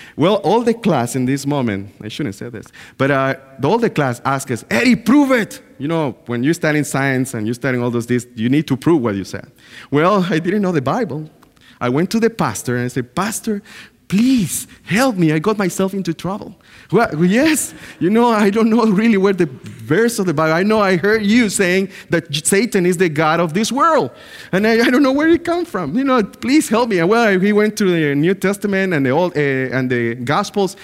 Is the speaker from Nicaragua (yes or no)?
yes; Bluefields, South Caribbean Coast Autonomous Region, Nicaragua; moved away; I was born in Nicaragua, in a clo-, in a place called Blue Fields